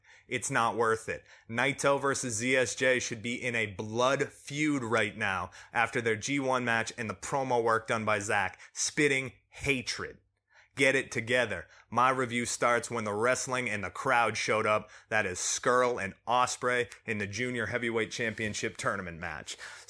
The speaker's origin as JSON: {"language": "English", "country": "United States"}